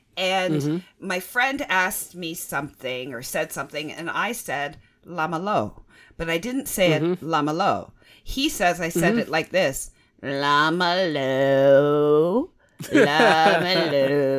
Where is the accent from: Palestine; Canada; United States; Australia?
Canada; We Canadians